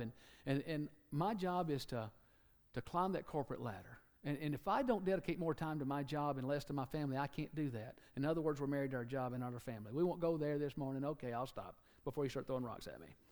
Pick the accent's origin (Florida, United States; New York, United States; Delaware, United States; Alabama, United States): Alabama, United States; moved away; somebody from Alabama. People say, Where are you from? Alabama